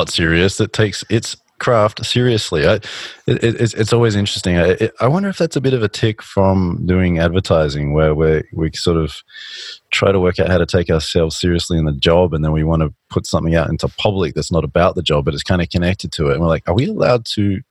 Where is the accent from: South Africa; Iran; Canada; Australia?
Australia; moved away; I grew up in Australia